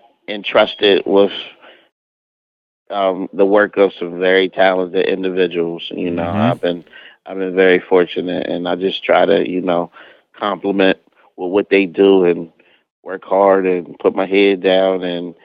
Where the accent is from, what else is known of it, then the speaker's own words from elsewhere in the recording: Harrisburg, Pennsylvania, United States; Or I was in Lancaster and I said I was from Harrisburg